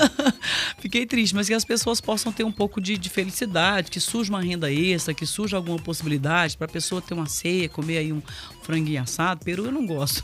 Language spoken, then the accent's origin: Portuguese; Brazil